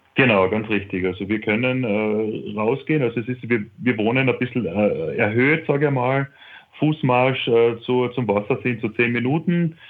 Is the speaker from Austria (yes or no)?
yes; Carinthia, Austria; das ist auch ein kleinerer See bei uns in Kärnten